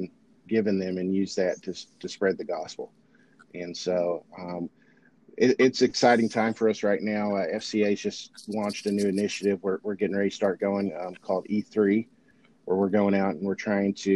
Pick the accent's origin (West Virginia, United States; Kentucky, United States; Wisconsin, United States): Kentucky, United States; Beattyville; I ended up in my hometown of Beattyville for about 11 years